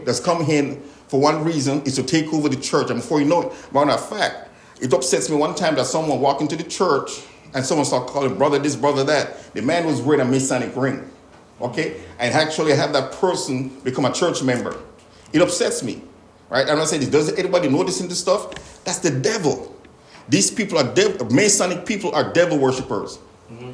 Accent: Jamaica; growing up in Jamaica

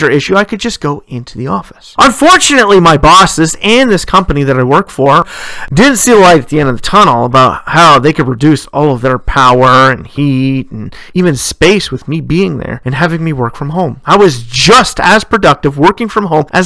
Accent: Ontario, Canada; my home province of Ontario, whereas in my hometown

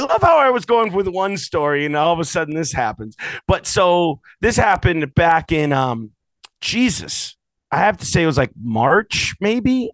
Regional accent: United States; I'm I'm American

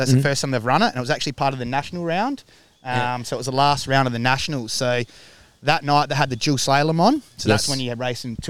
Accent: Adelaide, South Australia, Australia; also born or lived in Alice Springs / Stirling; So I'm originally from Adelaide. We moved to Alice Springs for a bit

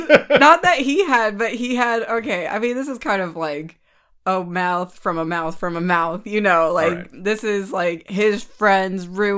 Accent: California, United States; also born or lived in England; I'm from California. I'm a California Bay Area girl, like through and through. This is where I'm from.

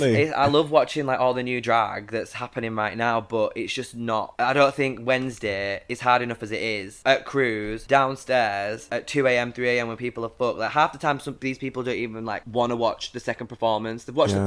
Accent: Carlisle, North West England, United Kingdom; I was born in Carlisle, but I was made in the Navy. I think, like, I was like born in, like, I am a northern girl. I am.

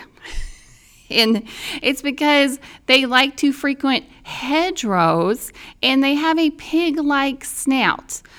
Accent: Indiana, United States; in my home state of Indiana

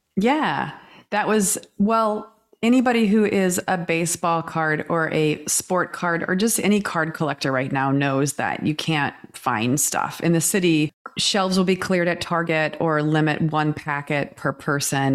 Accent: Kansas, United States; growing up in Kansas

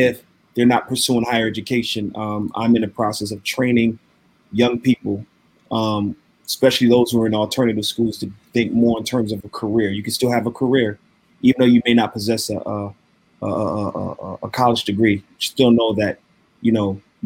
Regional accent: Waterbury, Connecticut, United States; now in Minneapolis, United States; I was born and raised in New Haven County, to be specific, Waterbury, Connecticut

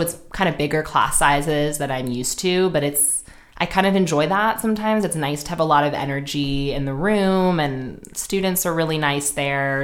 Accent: New York City, New York, United States; moved away as an adult; also born or lived in Sydney, Australia; now in Los Angeles, United States; I'm from Manhattan, actually

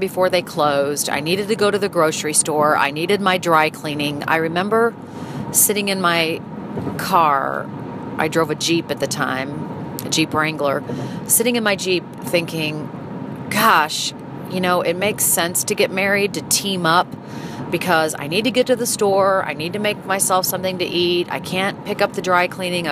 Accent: St. Louis, Missouri, United States; moved away as an adult; also born or lived in Philadelphia; when I moved from Philadelphia back to St. Louis, I moved back to my hometown

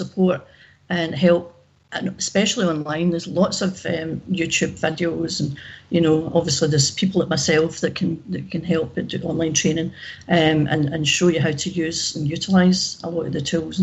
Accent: Glasgow, Scotland, United Kingdom; now in Ayr, United Kingdom; I live in Ayr, but I'm from Glasgow originally.

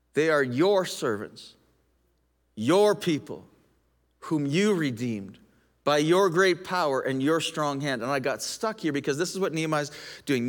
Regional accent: Canada; also born or lived in United States; I'm a Canadian. I'm also an American.

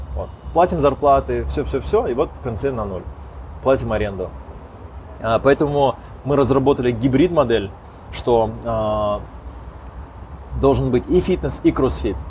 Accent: Almaty, Kazakhstan; moved away as an adult; now in Astana, Kazakhstan; Исторически мы как бы из Аста-, из Алматы в Астане как бы пожили какое-то время

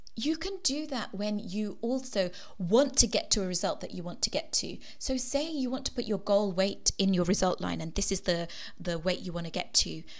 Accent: Kenya; moved away; I was born in Kenya

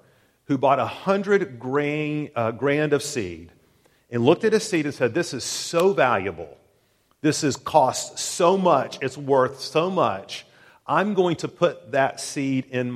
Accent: Tennessee, United States; growing up in Tennessee, I had a lot of friends who lived on farms.

